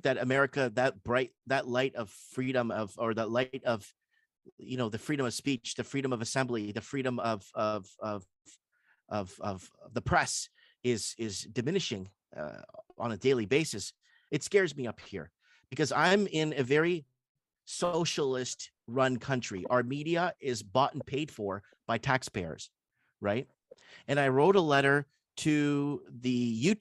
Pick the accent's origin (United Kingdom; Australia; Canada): Canada; as a Canadian living in Canada